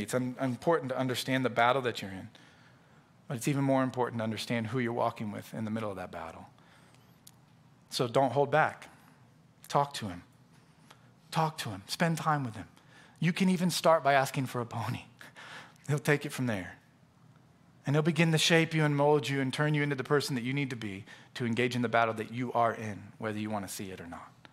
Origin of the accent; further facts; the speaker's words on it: Florida, United States; also born or lived in Knoxville, Tennessee; from where we grew up there in Florida